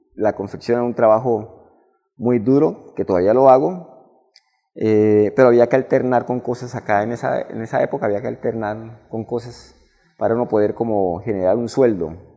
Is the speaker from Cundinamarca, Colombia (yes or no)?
no; Barrancabermeja, Santander, Colombia; also born or lived in Medellín; soy nacido y criado aquí en Barranca Bermeja. Soy de Barranca totalmente.